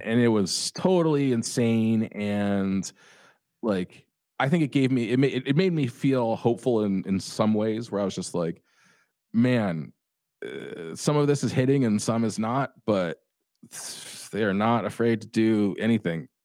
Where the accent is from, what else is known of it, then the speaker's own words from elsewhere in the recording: Orange County, California, United States; I grew up in Orange County